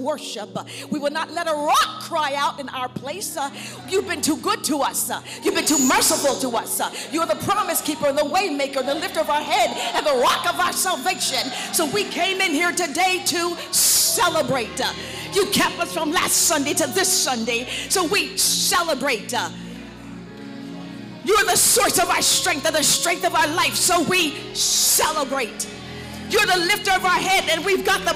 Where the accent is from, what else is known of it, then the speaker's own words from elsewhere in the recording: New York, United States; accent: New York; now in Georgia, United States; I've been in South long enough to be a Georgia peach, but I still sound like somebody from New York